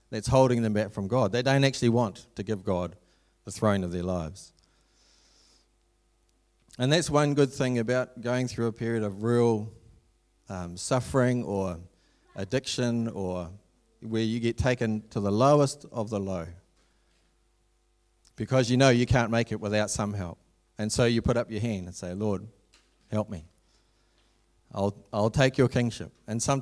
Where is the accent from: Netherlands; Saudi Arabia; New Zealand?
New Zealand; Ngāruawāhia, Waikato; I came from Narrawahia